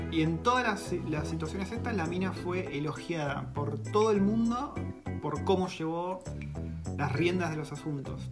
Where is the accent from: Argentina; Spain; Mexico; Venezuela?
Argentina; moved away as an adult; now in New Zealand